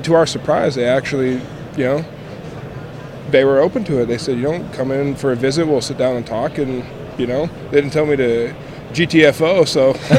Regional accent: Amboy, Washington, United States; I grew up in Southwest Washington, a little town called Amboy.

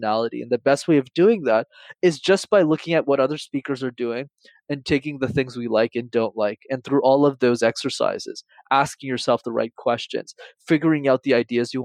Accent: Montreal, Quebec, Canada; When I was growing up in Montreal, I'm based in Canada

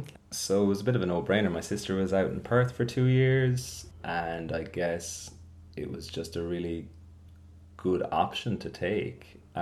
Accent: Clare, Munster, Ireland; moved away as an adult; also born or lived in Edinburgh, United Kingdom; now in Melbourne, Australia; So I'm from Ireland. Mm-hmm. I grew up in a place called Clare in the southwest of Ireland. When I was 18, I left and I went to study in the UK. So I spent 4 years in Edinburgh

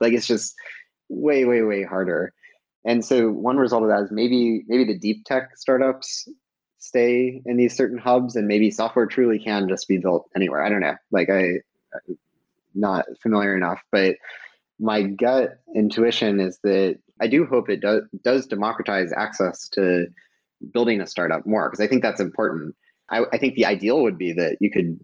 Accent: Georgia, United States; moved away as an adult; also born or lived in Stanford / Bay Area; I grew up in Georgia and knew nothing about startups

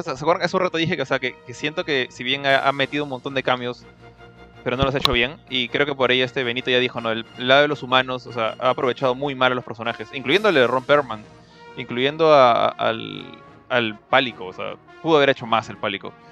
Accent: Peru

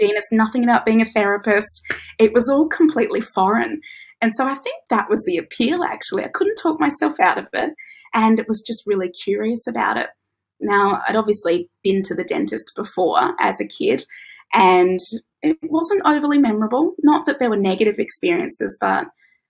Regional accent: Tasmania, Australia; moved away as an adult; also born or lived in Victoria; now in Queensland, Australia; I grew up in Tasmania

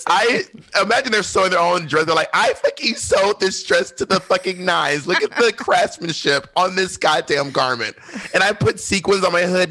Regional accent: Columbus, Georgia, United States; moved away as an adult; also born or lived in Alabama / Mississippi / Atlanta, Georgia / New York City; I grew up in Georgia, Alabama, and Mississippi, mostly Georgia. But I was born in Columbus, Georgia

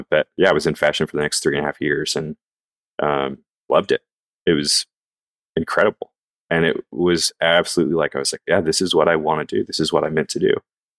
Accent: the South, United States; I think especially growing up in the South and being a man and being told like, dude, you're going to have a family.

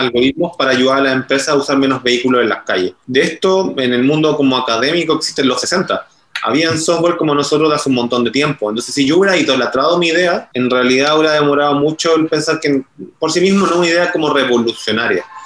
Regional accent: Chile; accent: Chilean; el acento lo estarán notando, que soy de Chile

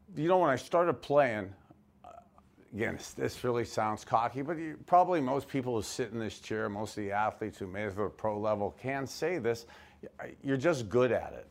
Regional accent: Youngstown, Ohio, United States; also born or lived in Miami, Florida; I grew up in Youngstown, Ohio.

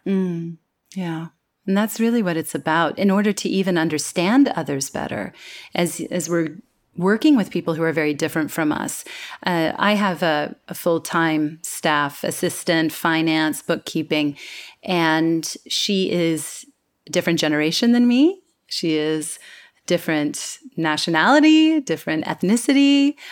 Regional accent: California, United States; moved away as an adult; now in Singapore; my hometown in California

